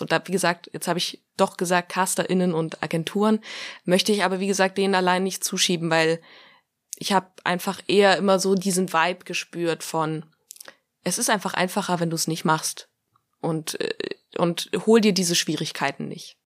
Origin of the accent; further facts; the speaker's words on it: Greece; ich bin ja auch Grieche